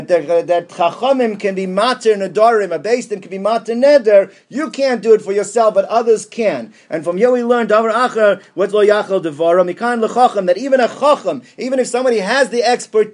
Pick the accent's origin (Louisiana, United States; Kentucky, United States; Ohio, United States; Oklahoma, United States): Ohio, United States; Columbus; when I was growing up in Columbus